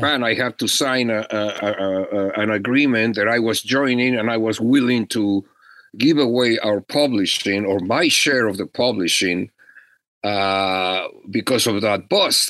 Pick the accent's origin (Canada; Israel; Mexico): Mexico; now in Los Angeles, United States; I was an immigrant from Mexico